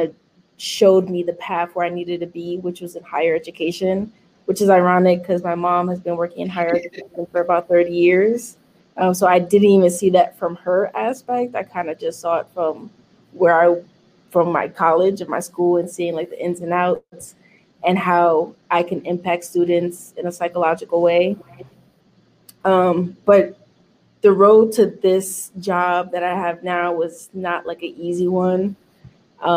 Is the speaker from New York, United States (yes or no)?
yes; New York City, New York, United States; I was born and raised in Manhattan until I was 7. And I moved to the Bronx when I was, I think at 7. And then I stayed in East Western side of the Bronx and then moved to the South Bronx when I was like 14